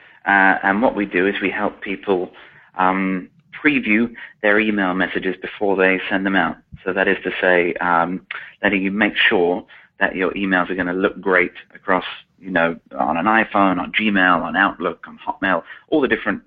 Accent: Milton Keynes, South East England, United Kingdom; I'm British. I grew up in a town called Milton Keynes, which is just north of London, about half an hour outside of London.

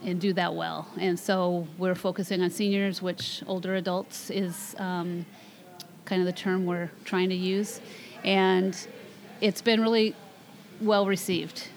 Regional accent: Marysville, Washington, United States; also born or lived in Camano Island, Washington; I grew up in Marysville, Washington

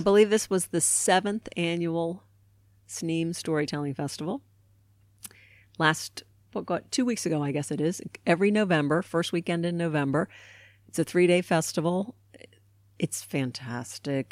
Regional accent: Baltimore, Maryland, United States; I grew up in Baltimore, Maryland

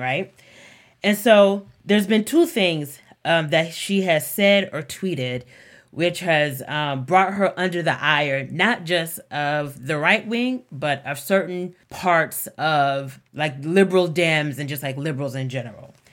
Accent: the South, United States; growing up in the South

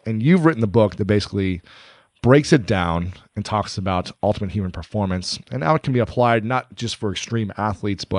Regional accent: middle Ohio, United States; a white kid growing up in Ohio, middle Ohio

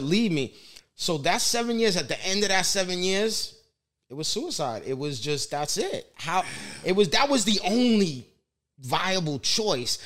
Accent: New York City, New York, United States; Growing up in the Bronx, you know, and um, just very Italian neighborhood

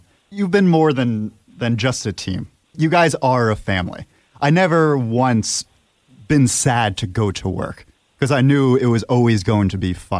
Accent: Monroe, New York, United States; born or raised there

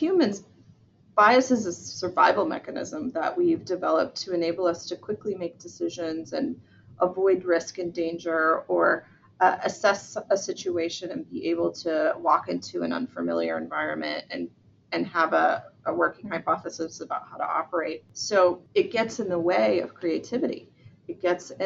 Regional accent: Georgia, United States; I'm from Georgia in the southern part of the United States.

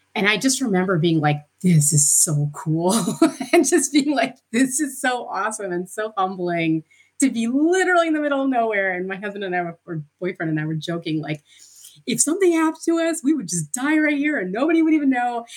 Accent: Princeton, New Jersey, United States; now in Pittsburgh, United States; We grew up in sort of a suburban part of Princeton, New Jersey

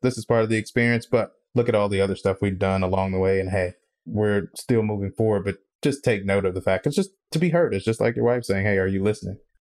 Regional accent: Mississippi, United States; I'm from Mississippi

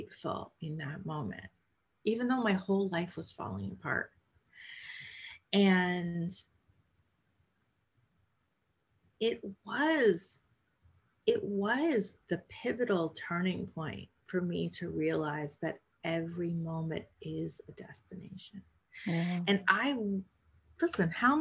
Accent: Canada; moved away; also born or lived in New York City; I grew up in Canada, so drinking tea and coffee is part of our culture

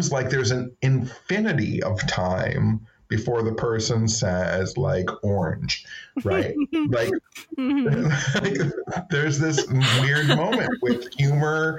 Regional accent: Michigan, United States; I'm from Michigan

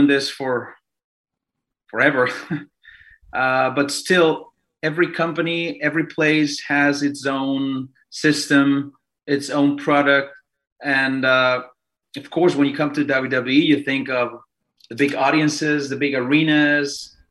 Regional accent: Mexico City, Mexico; moved away; I'm Mexican, born and raised in Mexico City.

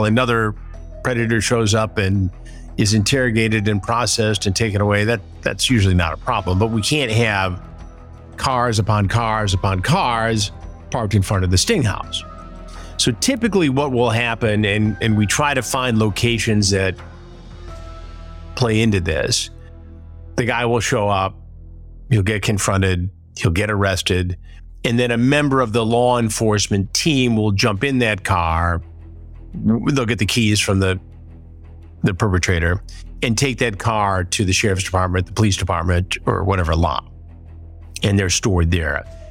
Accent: Detroit, Michigan, United States; moved away; the Detroit area is my hometown, I am there a lot

